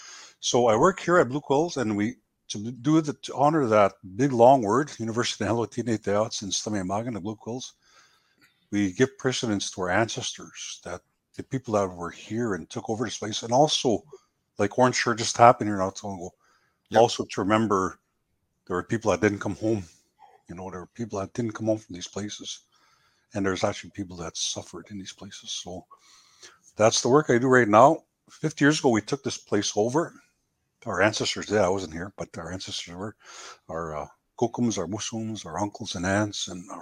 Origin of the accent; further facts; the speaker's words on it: Goodfish Lake First Nation, Alberta, Canada; I come from the Goodfish Lake First Nation, originally where I'm from.